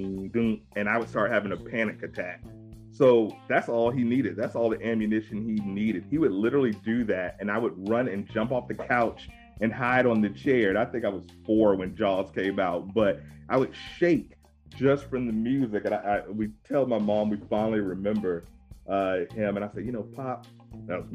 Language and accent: English; Virginia Beach, Virginia, United States; I'm from Virginia Beach